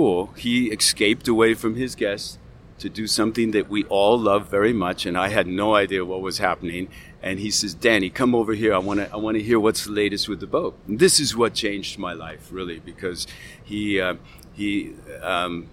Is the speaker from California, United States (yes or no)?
yes; Malibu, California, United States; I grew up in Malibu middle class